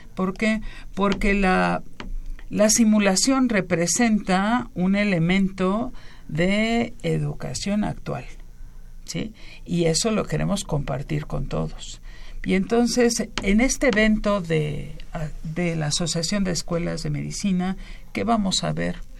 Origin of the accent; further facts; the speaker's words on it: Mexico; somos mexicanos